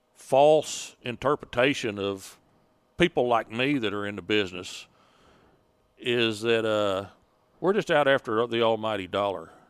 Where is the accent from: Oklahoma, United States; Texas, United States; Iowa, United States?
Oklahoma, United States; Sand Springs; Sand Springs, Oklahoma. Uh, about twenty-five miles northwest of Tulsa, out in Osage County in a little log cabin in the woods